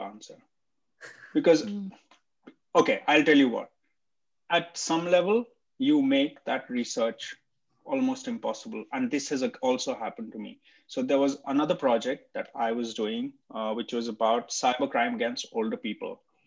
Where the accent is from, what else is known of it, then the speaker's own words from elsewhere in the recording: India; moved away; at least I'm Indian. I've, I speak the language, I understand the culture, I've lived there